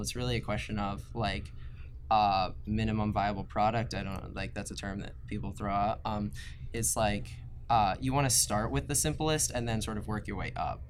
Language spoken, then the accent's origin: English; right outside of Baltimore, Maryland, United States; I'm from Maryland, like right outside of Baltimore